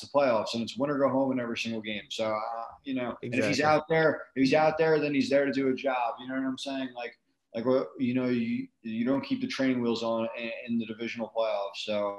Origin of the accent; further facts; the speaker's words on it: United States; we're from New York and New Jersey